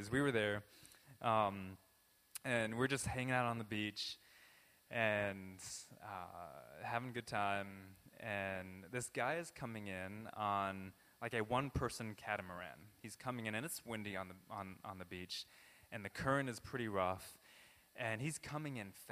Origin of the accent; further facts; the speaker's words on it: Southern California, United States; I was born in Southern California